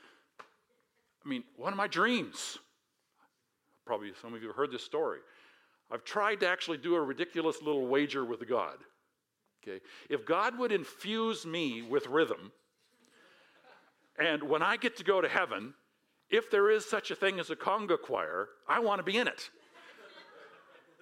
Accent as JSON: {"language": "English", "country": "United States", "said": "I'm American"}